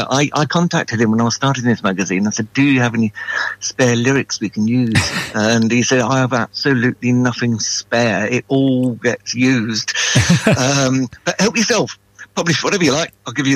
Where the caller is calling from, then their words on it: Salford, North West England, United Kingdom; Oh, the wonderful world of Salford.